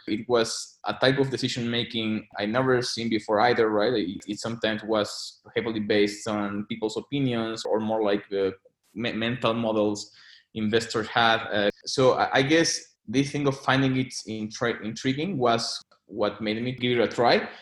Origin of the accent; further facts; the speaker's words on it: Mexico City, Mexico; moved away as an adult; also born or lived in London; I was born and raised in Mexico City